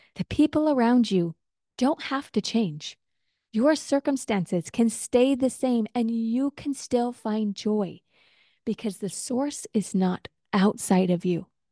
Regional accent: Utah, United States; now in Texas, United States; growing up in Utah

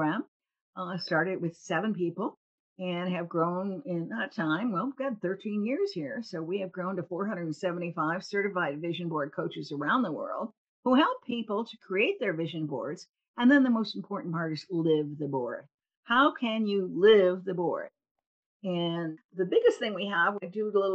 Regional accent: Cleveland, Ohio, United States; I was a little girl growing up in Cleveland.

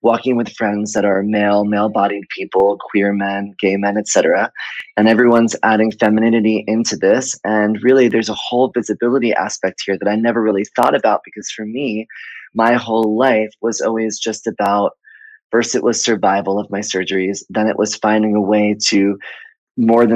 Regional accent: Miami, Florida, United States; moved away; also born or lived in Atlanta / Fort Lauderdale / New York City / Chicago; I was born in Miami and I grew up there

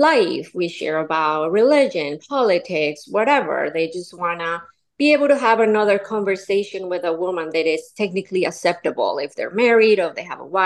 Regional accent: Colombia; now in Florida, United States; I'm from Colombia, born and raised.

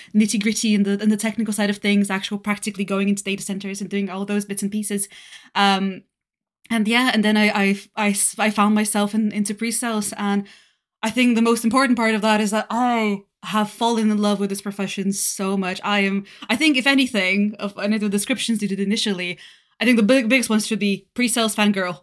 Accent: Varna, Varna Province, Bulgaria; English is a second language; moved away as an adult; also born or lived in Denmark; now in United Kingdom; I'm originally born and raised in Bulgaria in a seaside city of Varna.

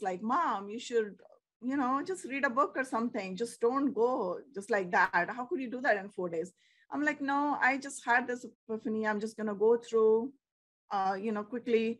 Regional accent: India; moved away; We are like from India too.

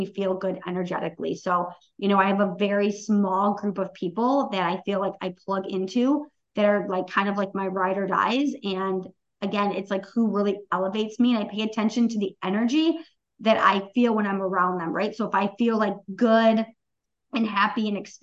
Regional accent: Oxford, Michigan, United States; we had a huge Oxford school shooting in my hometown 2 years ago today

